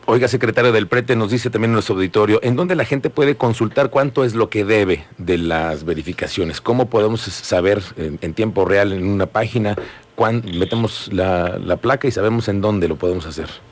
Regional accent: Querétaro, Mexico; todos los queretanos

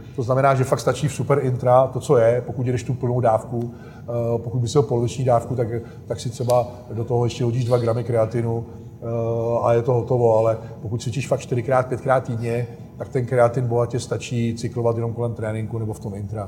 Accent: South Bohemian Region, Czechia; jak jsme z Jihu Čech, tak tady jsou sami rybníky

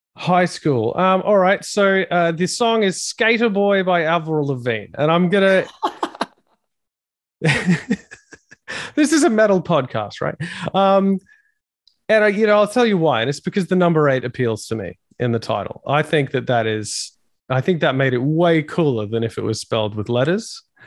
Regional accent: Australia; being an Australian

